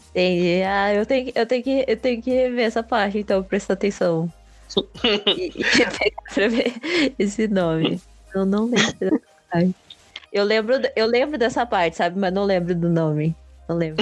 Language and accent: Portuguese; Brazil; eu sou brasileiro, eu não gosto de carnaval